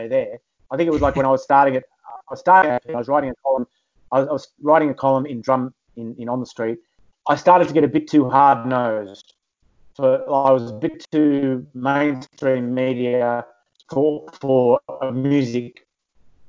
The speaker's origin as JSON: {"language": "English", "country": "Australia", "moved": "yes", "lives_now": "United Kingdom", "said": "an Aussie living in the UK"}